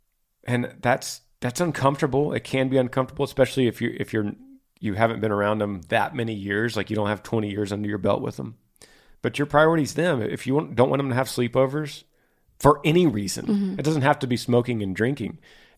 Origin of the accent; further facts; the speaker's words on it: Orem, Utah, United States; We are from Orem, Utah.